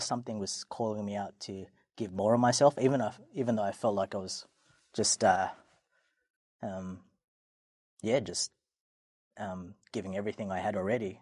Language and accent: English; Sydney, New South Wales, Australia; I was born and raised in Sydney. Um, always a Sydney guy.